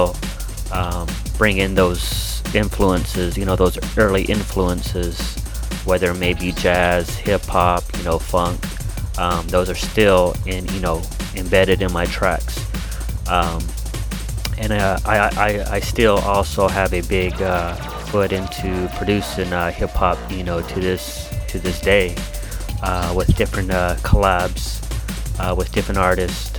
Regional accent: Palmdale, California, United States; moved away as an adult; now in Anaheim, United States; I'm originally from Palmdale. It's a town outside

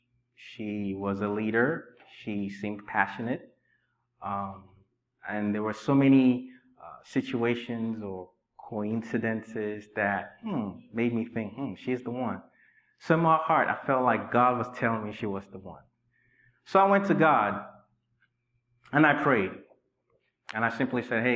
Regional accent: Nigeria; moved away as an adult; also born or lived in Inglewood, California / Richmond, Virginia; now in United States; I was raised in Nigeria for 19 years

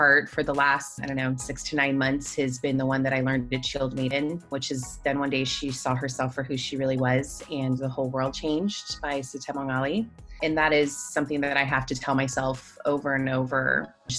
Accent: American Samoa; moved away as an adult; I grew up since I was about 8 years old in American Samoa.

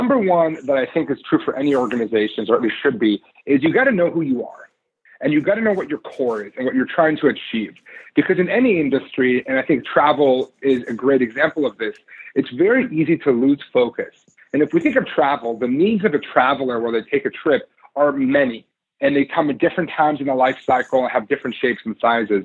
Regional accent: Israel; moved away as an adult; now in Seattle, United States; I grew up in Israel.

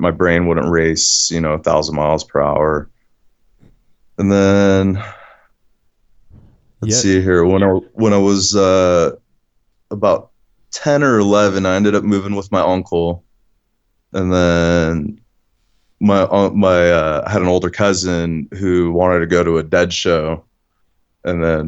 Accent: San Francisco Bay Area, California, United States; the place I grew up in the San Francisco area, and it was low income housing

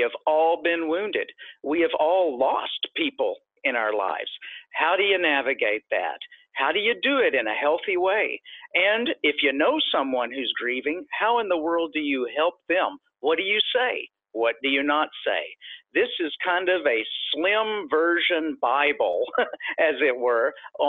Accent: Texas, United States; I am originally from Texas

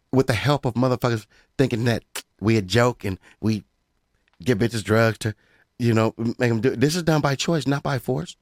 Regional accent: Pomona, California, United States; I'm from Pomona.

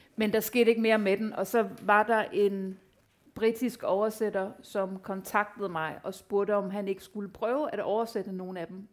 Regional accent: Denmark; jeg var den første dansker, der fik en novelle i The New Yorker

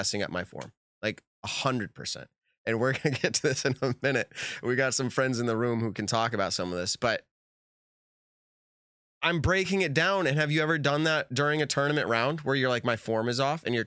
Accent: New England, United States; I'm from New England

